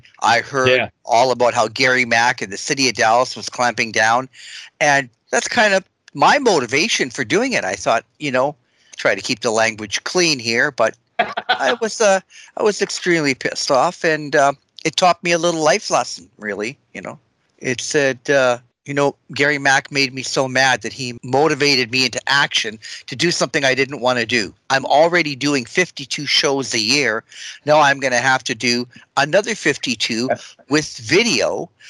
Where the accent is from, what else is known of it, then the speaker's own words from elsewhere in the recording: Canada; we're Canadian